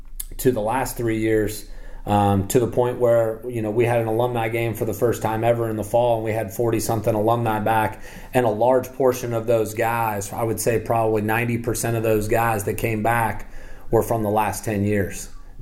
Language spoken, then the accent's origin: English; Midwest, United States; now in US South; my faith is, you know, growing up in the Midwest and growing up in a Catholic family, and in the 80s, you know, and the 90s, faith isn't something that you really talk about a whole lot.